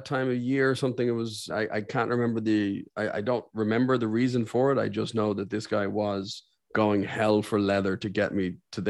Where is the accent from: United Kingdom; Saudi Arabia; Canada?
Saudi Arabia; born there; because I was born in Saudi Arabia, so I have an affinity for hearing Arabic.